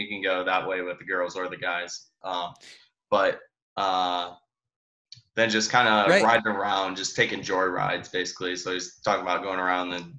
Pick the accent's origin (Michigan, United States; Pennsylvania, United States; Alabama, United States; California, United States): Michigan, United States; Detroit; I'm from Detroit